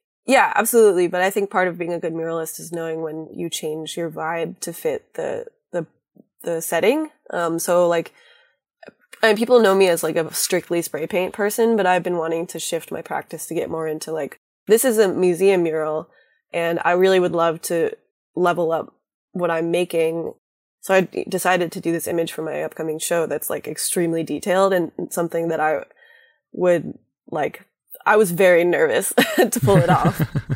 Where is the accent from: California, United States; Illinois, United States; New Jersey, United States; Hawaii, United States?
Hawaii, United States; especially because I come from Hawaii grew up part-time there.